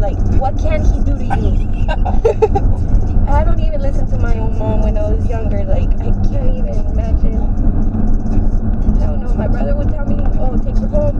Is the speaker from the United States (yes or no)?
yes; Denver, Colorado, United States; Yeah, I'm from Denver. Came to visit.